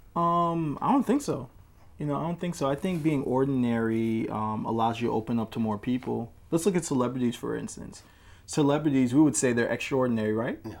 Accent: Washington, District of Columbia, United States; I'm from Washington, D.C.

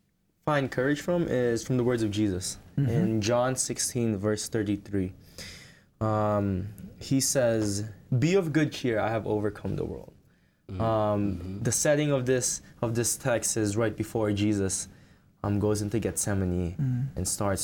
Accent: Philippines; now in New Jersey, United States; I am Filipino by descent. I grew up in the Philippines, but I am currently living in New Jersey

